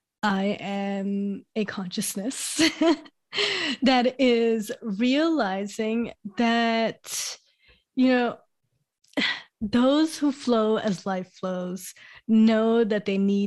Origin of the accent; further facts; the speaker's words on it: Brooklyn, New York, United States; born there; So I was born in New York, Brooklyn, New York, 1991.